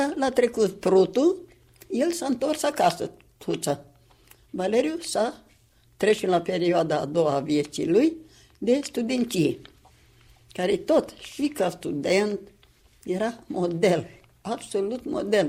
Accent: Sîngerei, Sîngerei District, Moldova; la noi acasă, în Sângerei de acum

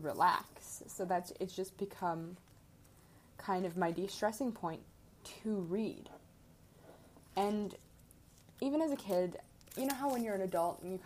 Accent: Midwest, United States; moved away as an adult; now in Arizona, United States; I am from the Midwest

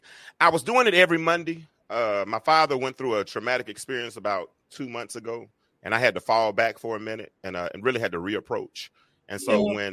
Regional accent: Little Rock, Arkansas, United States; moved away as an adult; now in Atlanta, United States; I'm from Little Rock, Arkansas. I've been in Atlanta for 27 years. I moved here in 1995

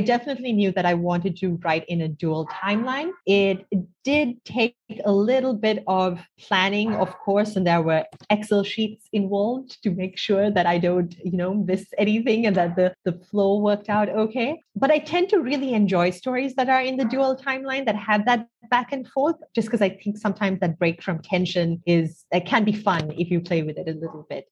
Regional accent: Sri Lanka; I grew up in Sri Lanka. I still live here now.

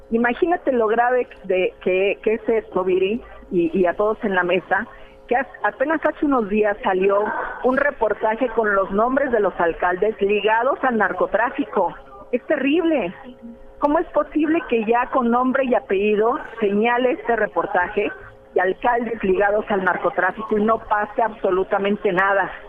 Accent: Mexico City, Mexico; Yo soy de la Ciudad de México.

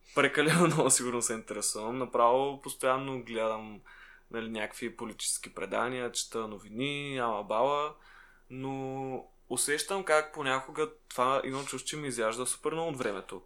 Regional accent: Shumen, Shumen Province, Bulgaria; в Шумен, откъдето съм аз

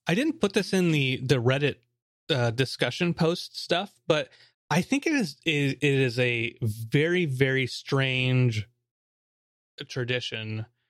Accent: United States; as an American

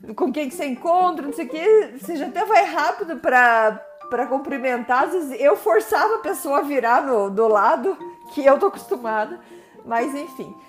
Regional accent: Brazil; first language Portuguese; moved away as an adult; also born or lived in Curitiba; now in Montreal, Canada; eu sou brasileira

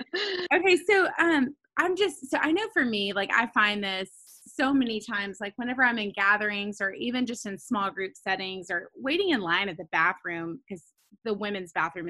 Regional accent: Nashville, Tennessee, United States; also born or lived in Texas; now in Florida, United States; in Nashville in my hometown.

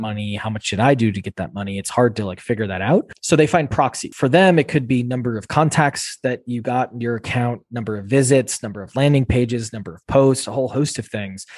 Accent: Wisconsin, United States; moved away as an adult; also born or lived in Boston; I grew up in Wisconsin, which is, uh, central U S in the Midwest there on farmland

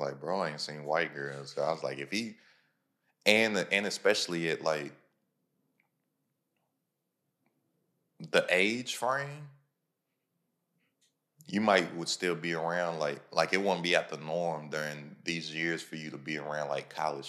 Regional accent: Lexington, Kentucky, United States; I'm from Kentucky, bro. I'm from Lexington, Kentucky.

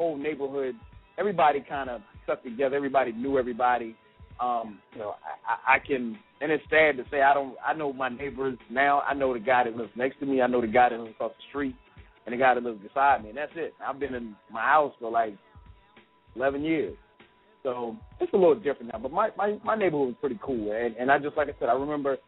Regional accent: South Carolina, United States; now in Atlanta, United States; I grew up in South Carolina, and now living in Atlanta

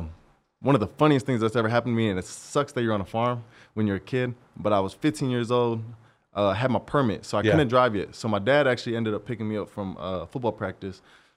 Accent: Albany, Oregon, United States; also born or lived in Corvallis; I'm from Albany, {S0} okay. {S1} a small town, right next to Corvallis.

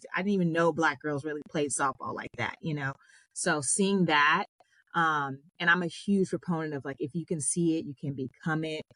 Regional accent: Long Beach, California, United States; I grew up in Long Beach, California

